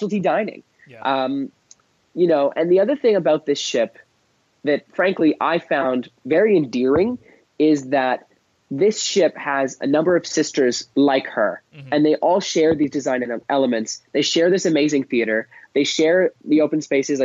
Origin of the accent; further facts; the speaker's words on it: Canada; as a Canadian